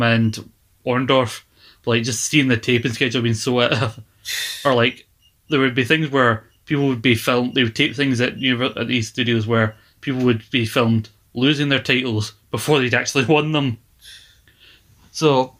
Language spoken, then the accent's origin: English; Glasgow, Scotland, United Kingdom; somewhere in Glasgow